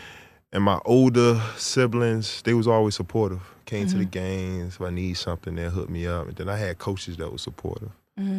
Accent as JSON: {"language": "English", "town": "Indian River", "region": "Virginia", "country": "United States", "said": "Yeah, and the Peak, I'm from Indian River. I went to Indian River."}